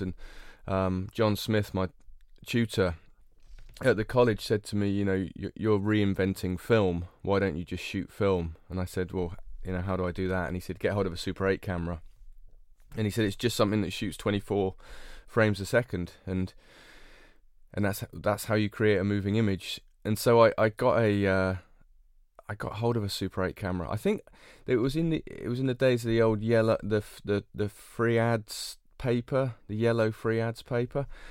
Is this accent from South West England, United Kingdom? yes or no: yes; North Cornwall, South West England, United Kingdom; I grew up in North Cornwall